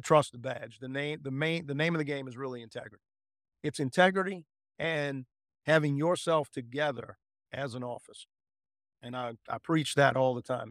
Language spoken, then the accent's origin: English; United States; I'm an American at heart